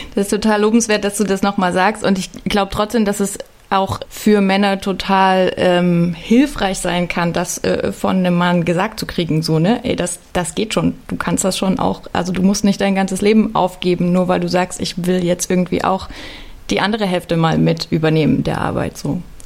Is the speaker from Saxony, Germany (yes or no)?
yes; Leipzig, Saxony, Germany; Ich bin in Leipzig aufgewachsen